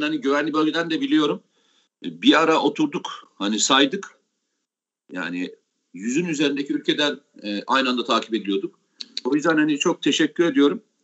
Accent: Samsun, Turkey; ben Samsunluyum

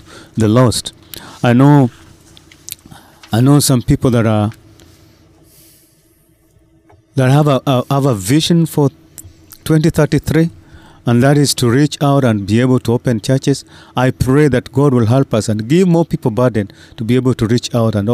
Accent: Kenya; I come from Kenya, Africa.

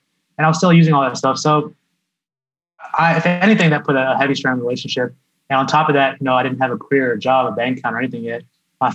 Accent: India; now in United States; the fact that I'm Indian and selling an Indian product

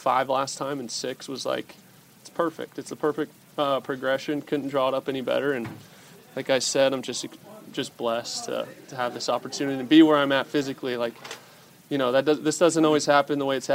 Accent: Anaheim, California, United States; my hometown team

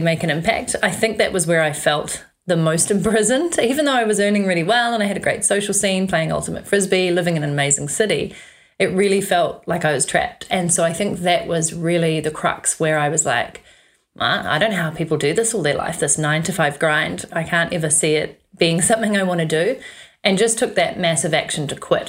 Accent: New Zealand; moved away as an adult; also born or lived in London, England; growing up in New Zealand, you do actually have a certain amount of freedom that is just inbuilt

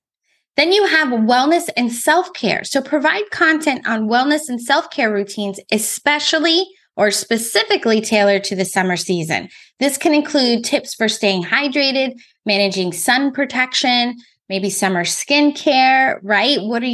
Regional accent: California, United States; So I just told you that I came from California.

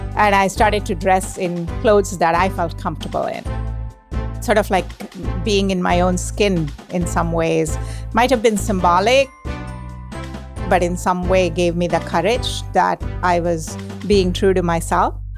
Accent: India; moved away as an adult; now in United States; I grew up in India

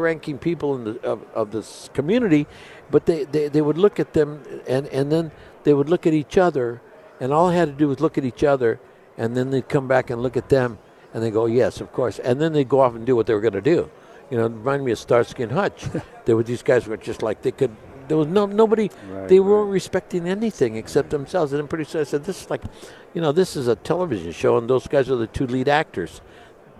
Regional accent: Los Angeles, California, United States; I was a Latino from East L.A.

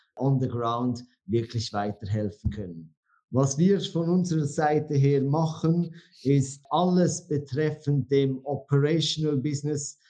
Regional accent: Switzerland; accent: Swiss; moved away as an adult; now in Dubai, United Arab Emirates; Eigentlich ursprünglich bin ich aus, aus der Schweiz. Ich glaube, ihr könnt das auch hören und bitte verzeiht mir, wenn mein Hochdeutsch nicht immer das Beste ist

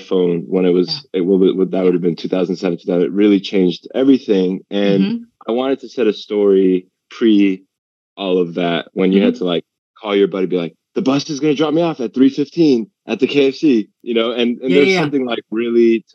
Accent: Los Angeles, California, United States; my experiences growing up in the Valley

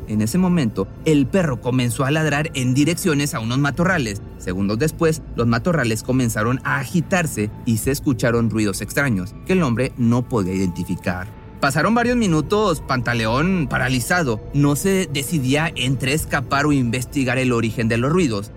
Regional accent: Monterrey, Nuevo León, Mexico; la ciudad de Monterrey, en México, de donde yo soy

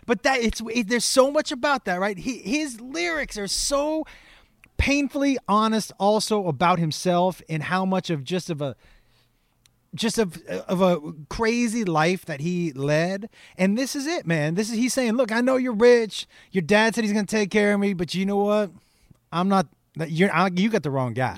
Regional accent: Amherst, Massachusetts, United States; I grew up in Western Mass, which is kind of a small, in Amherst, which is a small town

